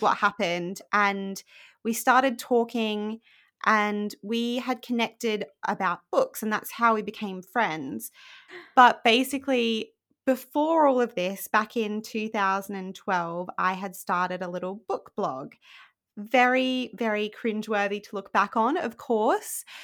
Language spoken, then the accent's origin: English; Rockhampton, Queensland, Australia; moved away as an adult; now in United Kingdom; I was born in Australia in a place called Rockhampton, which is very boring and probably not what you think of when you think of Australia. And I grew up there